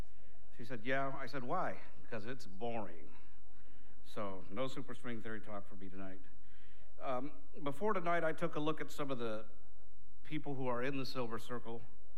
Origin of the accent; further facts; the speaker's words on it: Eloy, Arizona, United States; grew up in a family of 10, and all of us went on to success. My dad built an adobe house, and that's where we grew up in Eloy.